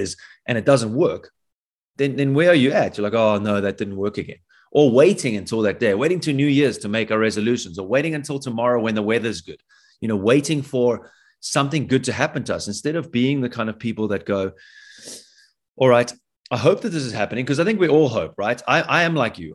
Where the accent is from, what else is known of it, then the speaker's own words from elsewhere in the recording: South Africa; As a South African